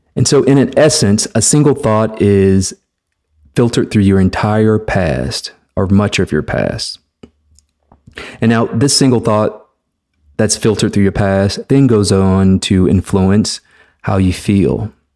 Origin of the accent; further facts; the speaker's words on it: Mobile, Alabama, United States; I am a black man who was born and raised in the South, Mobile, Alabama, to be exact